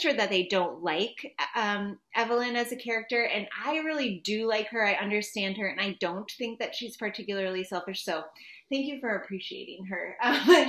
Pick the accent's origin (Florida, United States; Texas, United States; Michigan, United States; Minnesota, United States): Minnesota, United States; I'm from Minnesota